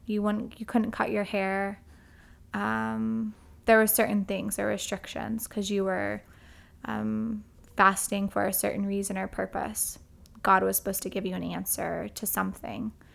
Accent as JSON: {"language": "English", "town": "Edmond", "region": "Oklahoma", "country": "United States", "tie": "born or raised there", "moved": "yes", "lives_now": "Texas, United States", "said": "I grew up in, um, First Edmond, Oklahoma"}